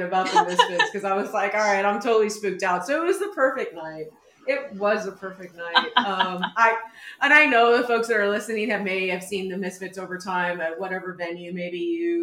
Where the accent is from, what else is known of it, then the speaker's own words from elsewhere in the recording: San Antonio, Texas, United States; moved away; also born or lived in Brooklyn, New York; I grew up in San Antonio, but my high school was in a rural part of out in the outskirts